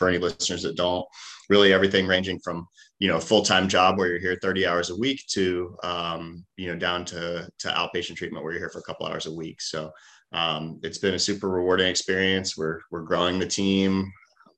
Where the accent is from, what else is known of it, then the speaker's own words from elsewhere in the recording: Jacksonville, Florida, United States; moved away as an adult; also born or lived in West Point, New York / Stanford, California; So I grew up here in Jacksonville, Jacksonville native.